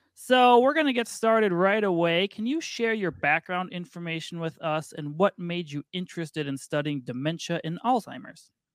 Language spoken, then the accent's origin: English; Minnesota, United States; I am from Minnesota